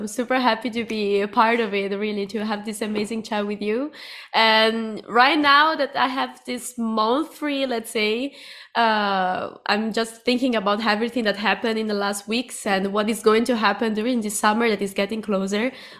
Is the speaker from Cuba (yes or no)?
yes; Cuba; English is a second language; also born or lived in Italy; I'm from Cuba and from Italy. I know it's confusing, but I'm from there.